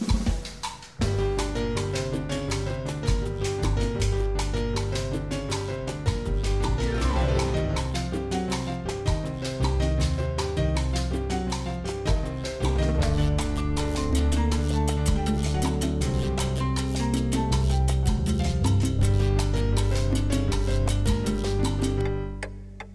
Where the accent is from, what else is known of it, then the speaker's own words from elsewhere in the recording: Poland; moved away; when we were growing up in Poland